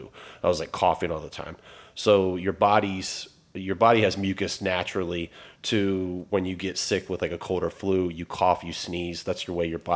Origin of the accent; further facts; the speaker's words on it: Newport News, Virginia, United States; moved away as an adult; now in Richmond, United States; I grew up in Newport News, a little bit east of here